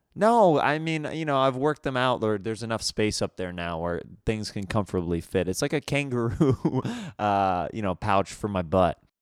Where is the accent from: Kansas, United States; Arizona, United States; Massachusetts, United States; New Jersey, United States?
Kansas, United States; moved away; I'm from Kansas, so it's very different upbringing than out here